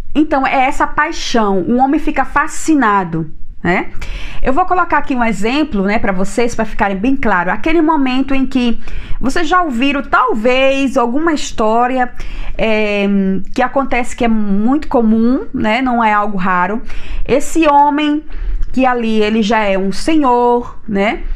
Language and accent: Portuguese; Maceió, Alagoas, Brazil; Eu venho da cidade de Maceió